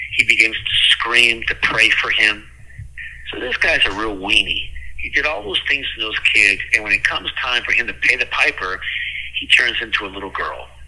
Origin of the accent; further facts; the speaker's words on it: La Puente, California, United States; I grew up in La Puente, California